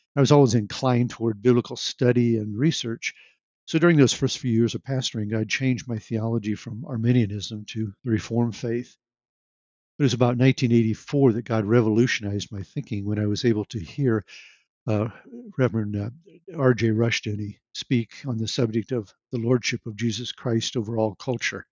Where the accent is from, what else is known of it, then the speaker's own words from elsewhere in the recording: Nebraska, United States; I've lived most of my life in Nebraska